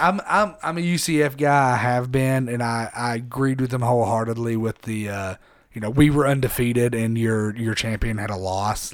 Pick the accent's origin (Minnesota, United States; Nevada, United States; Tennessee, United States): Tennessee, United States; Harriman; I'm from Harriman. I'm from a small town.